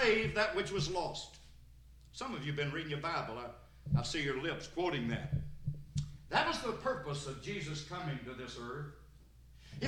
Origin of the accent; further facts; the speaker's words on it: Sparta, Tennessee, United States; I'm from Sparta over in White County.